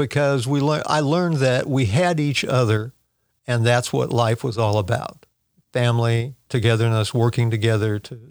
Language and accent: English; Washington, United States; also born or lived in California / Oregon / Texas; Well, I was born in Southern California, raised in Washington, Oregon, and Texas. So we moved around a lot